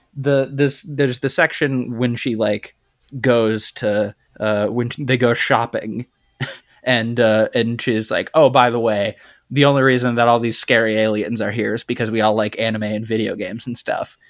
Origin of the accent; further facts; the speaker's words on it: United States; as an American